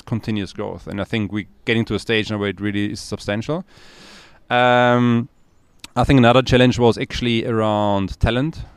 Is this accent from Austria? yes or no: yes; Austria; moved away as an adult; now in Cape Town, South Africa; I'm originally from Austria.